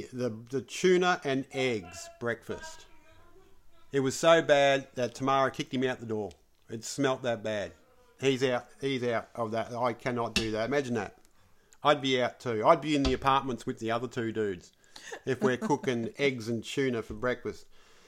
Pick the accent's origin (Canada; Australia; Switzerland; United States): Australia; Sydney, New South Wales; because you know how I'm from the Northern Beaches, baby. You know, the comb over Northern Beaches.